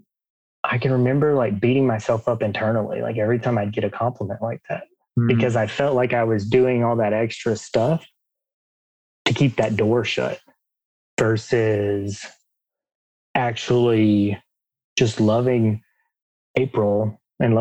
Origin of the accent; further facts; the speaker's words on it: Alabama, United States; I grew up in Alabama, if you can't tell by my accent.